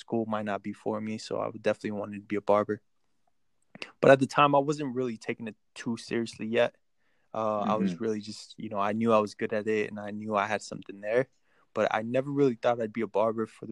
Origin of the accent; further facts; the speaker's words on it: Texas, United States; also born or lived in Mexico; I was born in Mexico, raised in Texas most of my life